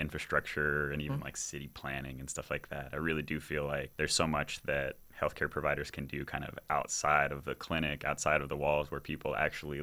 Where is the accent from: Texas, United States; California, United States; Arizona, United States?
Arizona, United States; now in Richmond, United States; I'm actually from Arizona originally, and when I came to Richmond